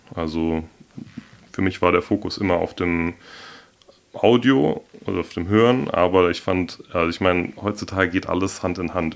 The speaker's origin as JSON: {"language": "German", "town": "Hornbach", "region": "Hesse", "country": "Germany", "tie": "born or raised there", "lives_now": "Darmstadt, Germany", "said": "aufgewachsen bin ich hier im Odenwald ähm, in Hornbach"}